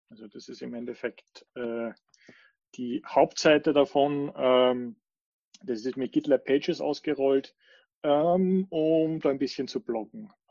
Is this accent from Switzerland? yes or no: yes; Switzerland; Ich bin auch aus der Schweiz.